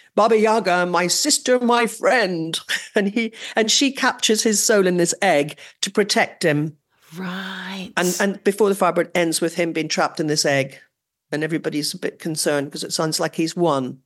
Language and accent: English; Northern Ireland, United Kingdom; accent: Northern Irish; my Northern Irish accent